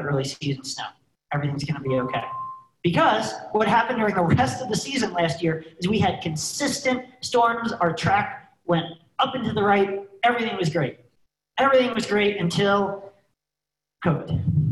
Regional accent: Northeast, Shawnee Mountain, Pennsylvania, United States; I grew up skiing in the Northeast at Shawnee Mountain, Pennsylvania.

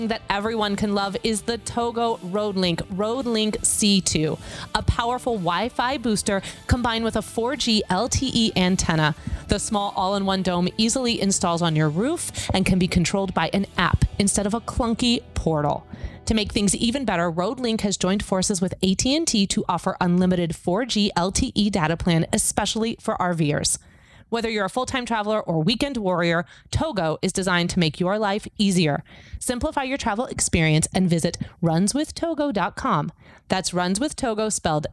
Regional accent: Kansas City, United States; moved away; my hometown

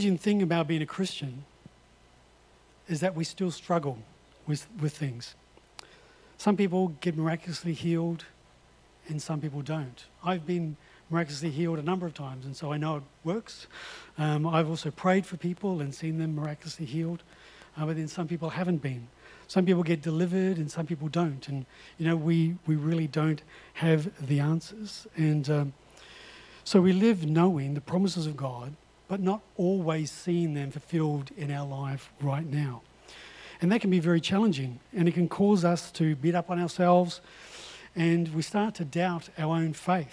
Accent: North Island, New Zealand; I come from the North Island

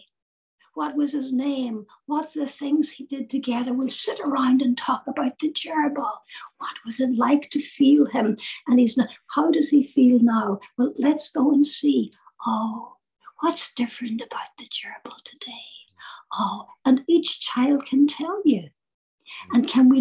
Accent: Ireland; I'm Irish

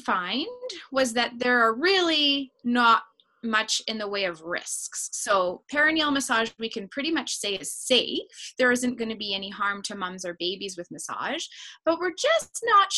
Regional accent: Canada; I'm a Canadian

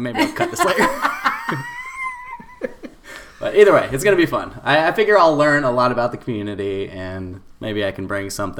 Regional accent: Gwinnett County, Georgia, United States; I grew up in Gwinnett

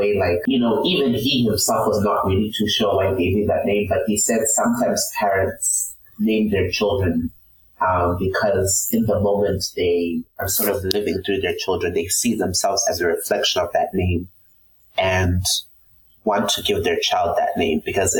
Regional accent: Harare, Zimbabwe; moved away as an adult; now in Houston, United States; So I'm from the capital city, Harare.

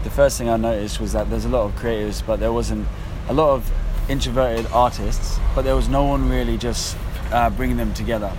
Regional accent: West Sussex, near Brighton, South East England, United Kingdom; now in London, United Kingdom; I grew up in West Sussex, near Brighton

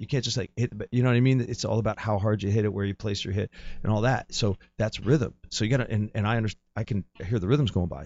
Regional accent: New Jersey, United States; I'm from New Jersey, so I'm, like, based out of my parents' house

